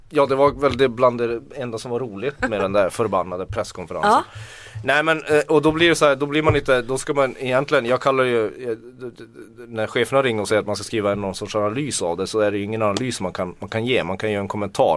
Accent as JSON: {"language": "Swedish", "area": "Tornedalen", "region": "Norrbotten County", "country": "Sweden", "said": "Jag kommer från Tornedal"}